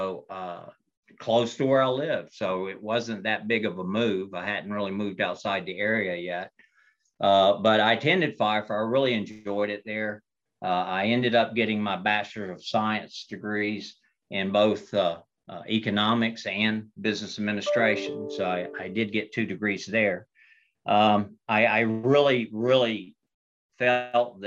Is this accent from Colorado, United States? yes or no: no; Albemarle, North Carolina, United States; moved away; I graduated from a high school in Stanley County, North Carolina, of all places, a place called Albemarle